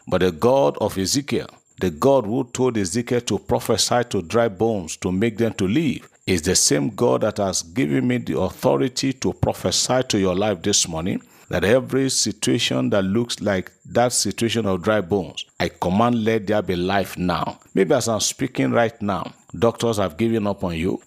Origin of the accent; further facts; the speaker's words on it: Nigeria; as a Nigerian